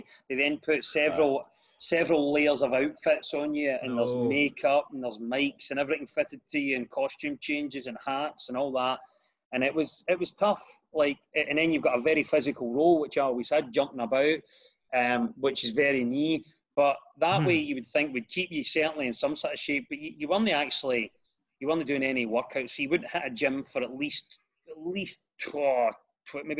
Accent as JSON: {"language": "English", "town": "Glasgow", "region": "Scotland", "country": "United Kingdom", "tie": "born or raised there", "accent": "Glasgow", "said": "I grew up in a tower block in a scheme in Glasgow"}